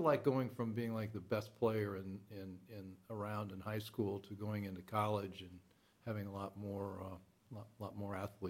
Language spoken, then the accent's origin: English; Indiana, United States; I'm from Indiana. I play basketball.